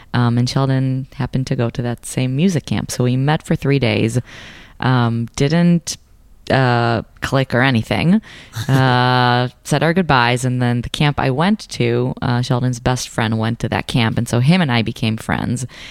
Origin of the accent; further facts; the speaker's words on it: Israel; moved away as an adult; I was born and raised in Israel. I came here for college.